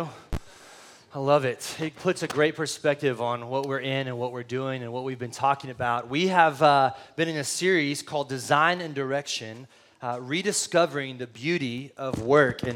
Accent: San Antonio, Texas, United States; also born or lived in Del Rio, Texas; now in Austin, United States; I lived for most of my life in San Antonio

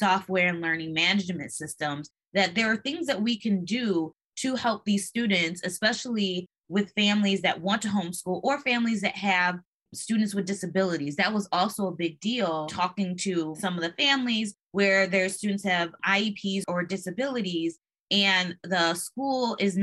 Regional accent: Michigan, United States; I'm from Michigan too

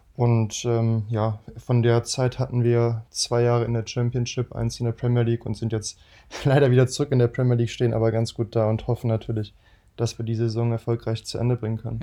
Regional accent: Düsseldorf, North Rhine-Westphalia, Germany; wir sind halt aus Düsseldorf

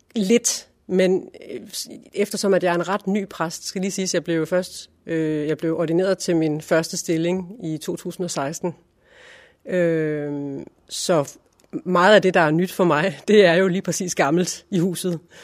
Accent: Silkeborg, Central Denmark Region, Denmark; moved away as an adult; also born or lived in Berlin; Jeg er født i Funder, uden for Silkeborg øh, i 1978 og øh, gik i skole, i og Skole. Øh, og senere øh, gik jeg på HF i Silkeborg og boede der øh, indtil 1999

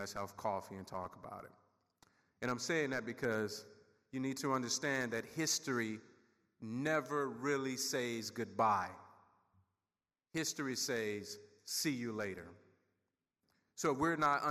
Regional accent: Sugarloaf, Mississippi, United States; also born or lived in Seminole County, Florida; now in Somerset County, New Jersey, United States; I grew up in Sugarloaf, 562 people. It's located in Noxubee County

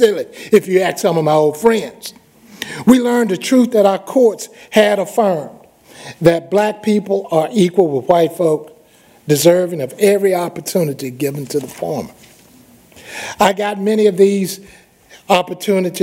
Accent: Yazoo City, Mississippi, United States; my hometown of Yazoo City

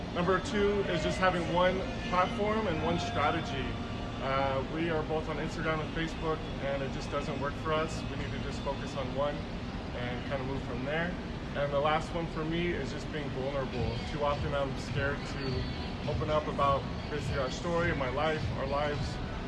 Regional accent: Hawaii, United States; We're from Hawaii, representing Hawaii out here in Las Vegas.

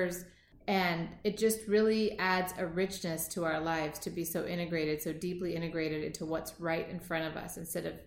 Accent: Seattle, Washington, United States; I was born and raised in Seattle, Washington

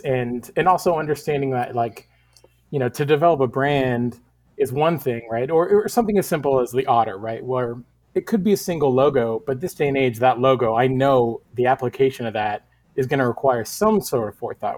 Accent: Northern California, United States; moved away as an adult; now in Portland, United States; I'm originally from Northern California, and I moved up to Portland about 11, 12 years ago.

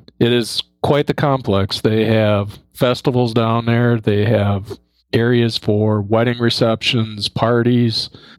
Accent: Lancaster, Wisconsin, United States; moved away; Down in my old stomping grounds. I'm originally from Lancaster, which is about 12 miles away from Potosi.

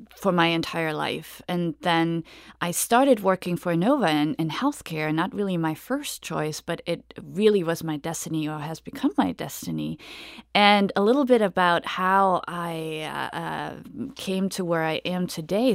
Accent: Germany; now in United States; I'm originally from Germany. So, uh, when I came to the U S in two thousand and one

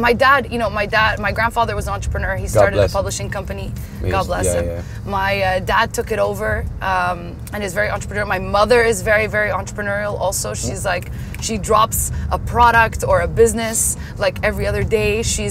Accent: Paris, Île-de-France, France; moved away; I'm Emirati but Lebanese American. Emirati, Lebanese American. Wow. And born and raised in Paris.

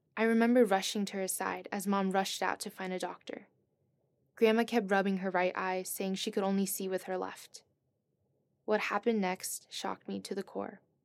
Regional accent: East Coast, United States; moved away as an adult; now in Stanford, United States; I'm from the East Coast

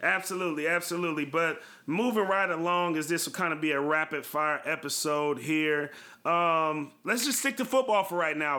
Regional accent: Bay Area, California, United States; you and I grew up in the Bay Area

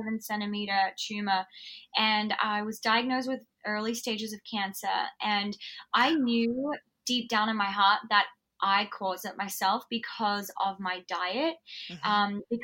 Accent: Alice Springs, Northern Territory, Australia; I grew up in Outback Australia in Alice Springs.

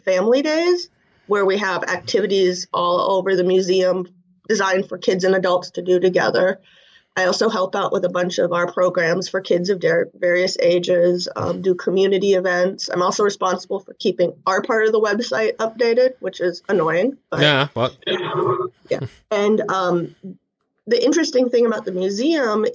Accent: Alaska, United States; also born or lived in Japan; I grew up in Alaska

